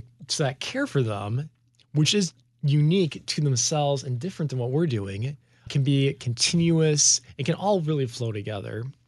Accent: Chicago suburbs, Illinois, United States; also born or lived in Grand Rapids, Michigan; I was born in Grand Rapids, Michigan, so we lived there for about six years until my dad took a call to the Chicago area where we've been ever since. And so growing up in the Chicago suburbs, that's where most of my memories are from.

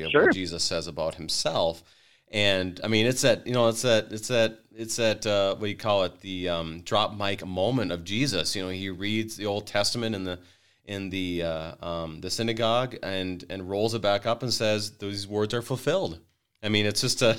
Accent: Wadena, Minnesota, United States; I grew up in Wadena, Minnesota

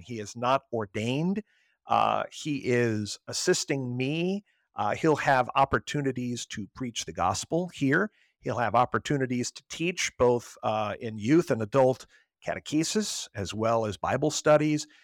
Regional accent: Southern Illinois, United States; moved away as an adult; also born or lived in Fort Wayne, Indiana; now in Arlington, United States; I am originally from Southern Illinois, about an hour and a half southeast of Saint Louis, where I grew up

